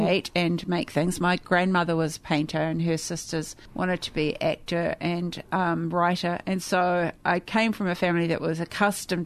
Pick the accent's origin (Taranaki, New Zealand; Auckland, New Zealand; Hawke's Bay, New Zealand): Auckland, New Zealand; it's a break from New Zealand